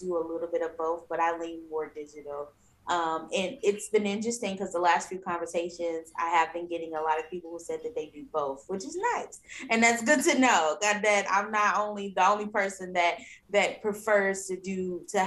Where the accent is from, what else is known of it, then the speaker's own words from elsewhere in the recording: East St. Louis, Illinois, United States; moved away; I'm from East St. Louis, Illinois, and back in my hometown